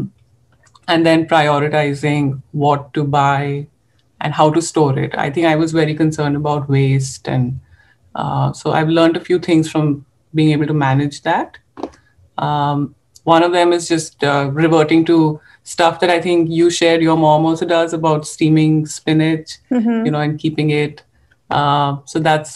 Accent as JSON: {"language": "English", "region": "Punjab", "country": "India", "moved": "yes", "lives_now": "Tucson, United States", "said": "being Indian expats"}